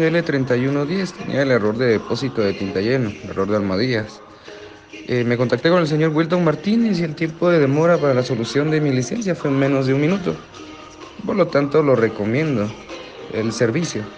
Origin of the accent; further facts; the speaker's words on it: Guatemala; soy de Guatemala, Guatenango